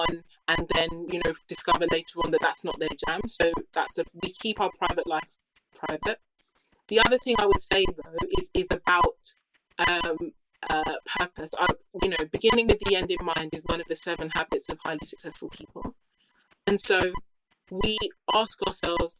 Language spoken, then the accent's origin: English; United Kingdom; I grew up here in the UK